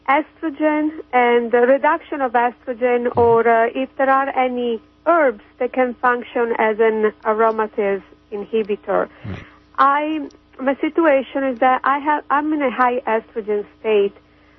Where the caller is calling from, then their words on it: Kansas, United States; English is a second language; Hi, this is … from Kansas.